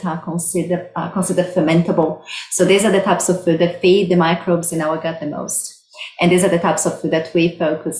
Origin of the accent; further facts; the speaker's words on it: Brazil; moved away as an adult; also born or lived in Sydney, Australia; now in Victoria, Australia; I'm originally from Brazil. That's why I have this beautiful accent.